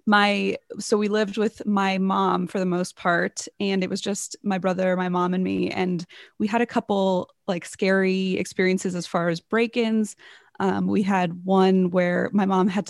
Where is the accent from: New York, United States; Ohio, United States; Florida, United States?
Ohio, United States; Cincinnati; moved away as an adult; we moved back to my hometown in Cincinnati